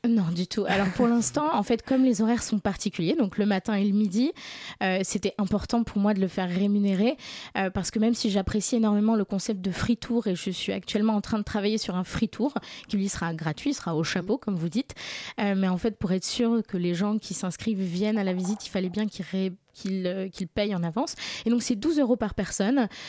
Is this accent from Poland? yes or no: yes; Warsaw, Masovian Voivodeship, Poland; now in Paris, France; j'ai grandi à Varsovie